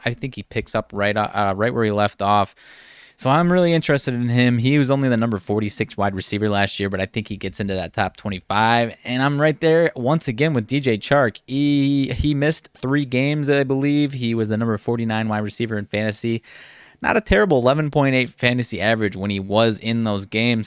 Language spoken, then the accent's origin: English; Rockford, Illinois, United States; I'm from the Rockford area